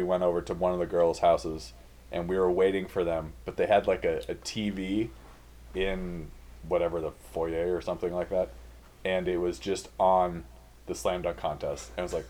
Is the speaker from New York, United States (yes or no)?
no; Seattle, Washington, United States; Obviously, I'm from Seattle